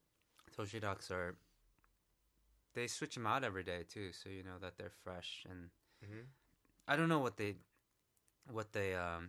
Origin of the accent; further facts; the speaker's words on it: New York City, New York, United States; like, I'm from New York too. Right. Not from the Bronx, but Co-op City.